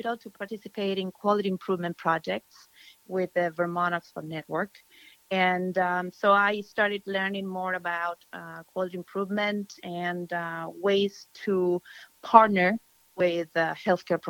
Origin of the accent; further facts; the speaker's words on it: Argentina; moved away as an adult; also born or lived in Buenos Aires / Brazil; now in United States; I am from Argentina